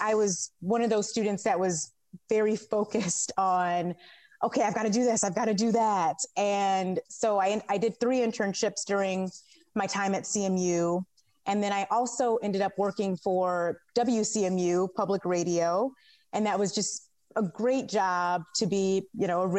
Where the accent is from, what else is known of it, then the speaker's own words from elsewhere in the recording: Novi, Michigan, United States; moved away as an adult; also born or lived in Southfield, Michigan; now in Los Angeles, United States; I grew up in the Metro Detroit area in both Southfield and Novi